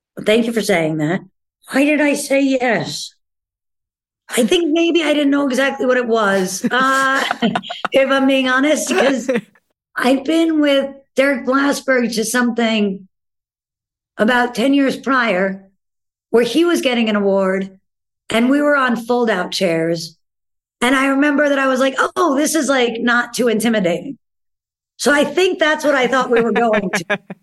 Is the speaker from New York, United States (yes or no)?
yes; New York City, New York, United States; there are definite pros of being a New Yorker